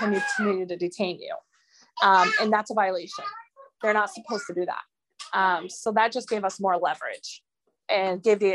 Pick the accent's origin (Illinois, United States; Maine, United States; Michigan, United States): Maine, United States; I'm an American citizen. I was born here